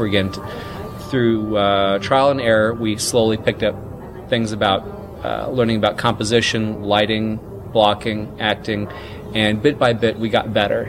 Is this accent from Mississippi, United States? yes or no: yes; Mississippi, United States; born or raised there